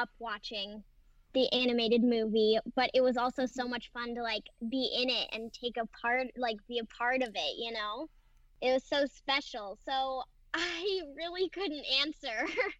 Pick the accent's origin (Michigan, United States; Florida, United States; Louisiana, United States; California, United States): California, United States; Fresno; I was born in Fresno, which is about 3 hours from Los Angeles. It is also very, very hot there.